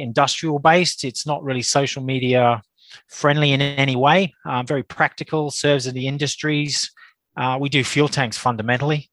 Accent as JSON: {"language": "English", "country": "Australia", "moved": "yes", "lives_now": "Reigate, United Kingdom", "said": "as you can probably tell, I'm an Australian, but I am a UK based Australian, uh, based in Surrey, uh, Reigate, Surrey."}